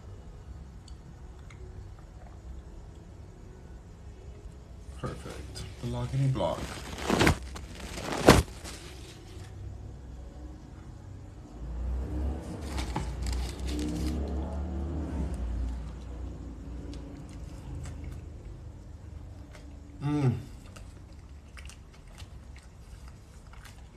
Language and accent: English; Los Angeles, California, United States; I'm from LA too.